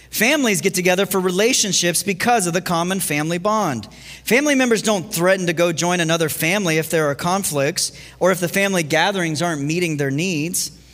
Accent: Ohio, United States; moved away; growing up in Ohio

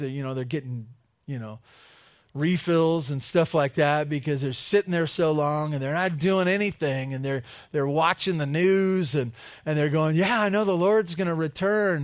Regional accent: California, United States; growing up in California

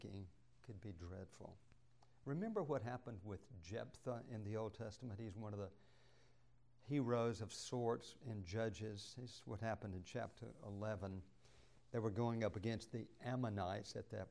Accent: Douglasville, Georgia, United States; I grew up in Douglasville

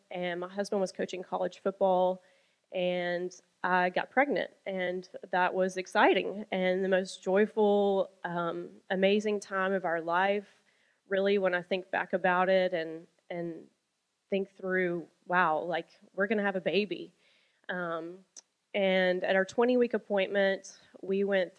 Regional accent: Birmingham, Alabama, United States; moved away as an adult; I was born on a warm June day in Birmingham, Alabama, to my parents who are still married and still living. Praise God for that. And I was a strawberry blonde, the middle of 3 children. And I was born and raised in Alabama.

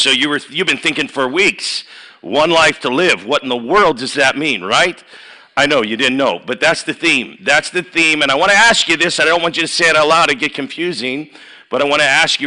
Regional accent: Chicago, Illinois, United States; now in Dubuque, United States; I grew up in Chicago, 60148

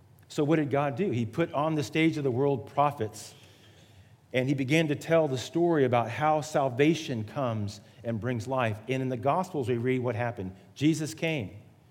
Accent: Miami, Florida, United States; moved away; also born or lived in Atlanta, Georgia / Charleston; I was born in Miami, Florida, the geographic South

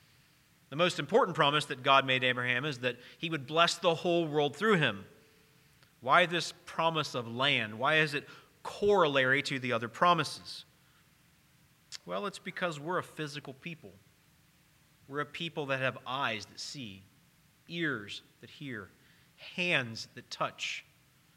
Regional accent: Cincinnati, Ohio, United States; moved away; I wasn't born here. I was born in Cincinnati. That's where I'm from

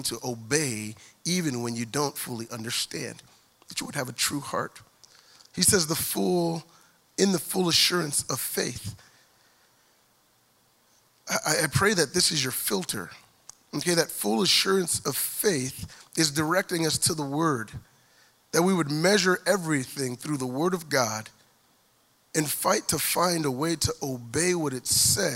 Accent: Lompoc, California, United States; growing up in Lompoc, California. We're just north of Santa Barbara

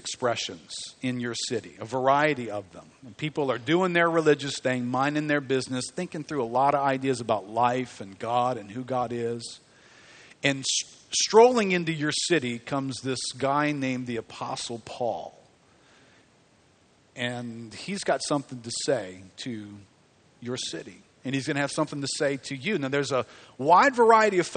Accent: River Ridge, Louisiana, United States; It used to not have a name. Let's just call it Harahan because that's what I grew up around

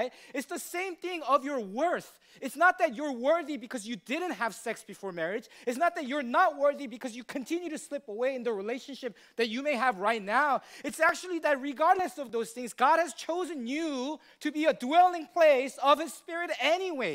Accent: United States; as American people

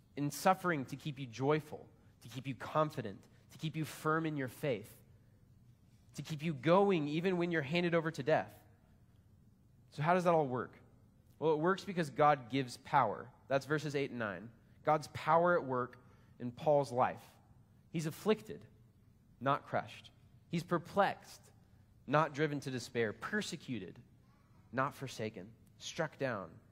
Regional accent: United States; I'm American.

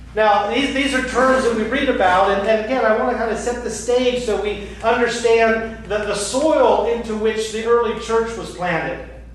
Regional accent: the North, United States; moved away; I'm from the North.

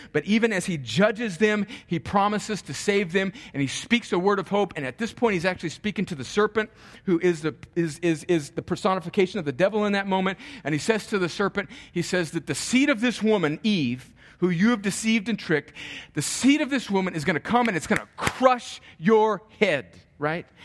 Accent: United States; I am an American because I was born in America, actually just barely

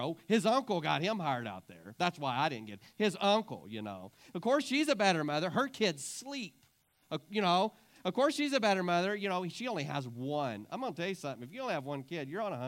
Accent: Clarendon, United States; I was raised in Clarendon.

